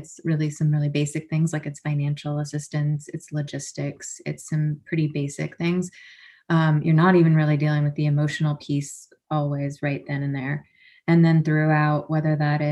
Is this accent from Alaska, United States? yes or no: yes; Anchorage, Alaska, United States; I was born and raised in Alaska, though, and in Anchorage area.